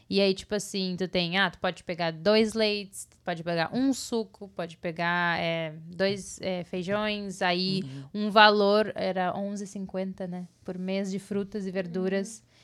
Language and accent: Portuguese; Brazil; moved away as an adult; nós crescemos no Brasil com, com mais coisas naturais em volta, sabe? Tipo, a gente morava num sítio